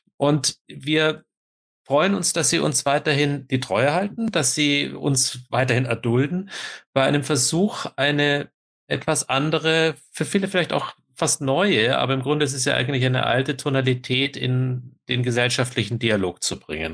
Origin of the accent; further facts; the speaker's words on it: Kulmbach, Bavaria, Germany; in meiner Heimat in Kulmbach